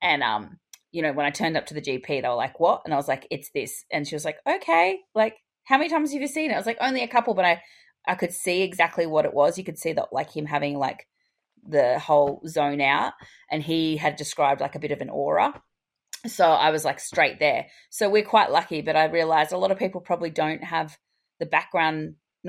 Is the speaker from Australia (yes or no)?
yes; Australia; I'm your Australian hygiene host